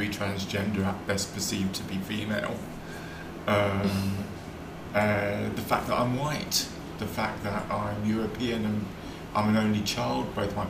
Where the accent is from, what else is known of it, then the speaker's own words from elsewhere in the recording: London, United Kingdom; but I'm also a Londoner